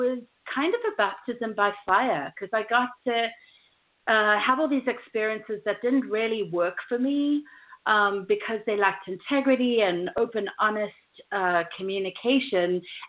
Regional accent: South Africa; now in United States; And while I've learned to roll my R's in the last 13 years of living in the U.S., I grew up in South Africa, and then I lived

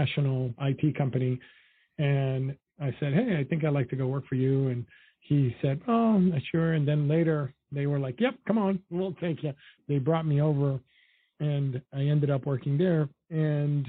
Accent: New York City, New York, United States; also born or lived in Dominican Republic; So I grew up in Washington Heights in Harlem.

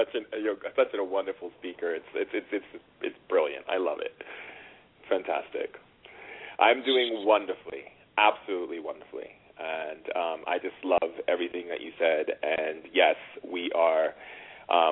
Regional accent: California, United States; also born or lived in Oahu, Hawaii / Sacramento, California; I was born in Sacramento in California, and I grew up in California and also in Oahu in Hawaii

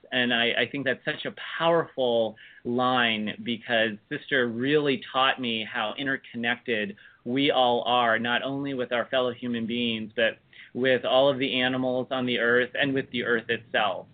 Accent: United States; born or raised there

